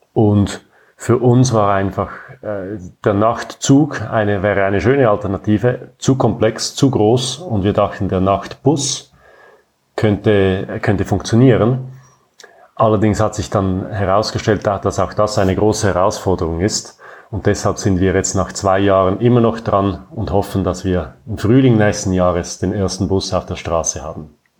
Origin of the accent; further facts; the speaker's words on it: Zurich, Switzerland; Ich bin in Zürich geboren und aufgewachsen und lebe weiterhin hier